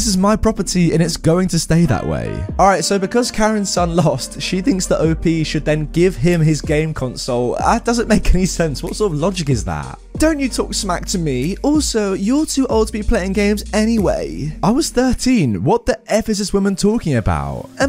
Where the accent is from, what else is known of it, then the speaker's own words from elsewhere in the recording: Australia; By the way, I'm Australian, so you might see that some words are spelt different, like mum is spelt mum here. Keep in mind too, tasers are illegal in Australia